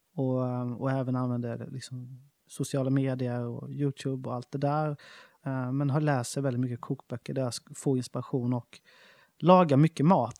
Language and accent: Swedish; Smålandsstenar, Jönköping County, Sweden; moved away; när vi var 13-14 år så startade vi en skateboardförening i Smålandstena, där jag kommer ifrån